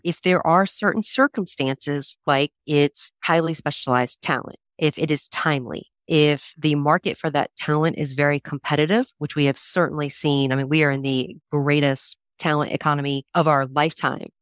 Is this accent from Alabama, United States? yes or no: no; Raleigh, North Carolina, United States; one of four kids grew up in Raleigh, North Carolina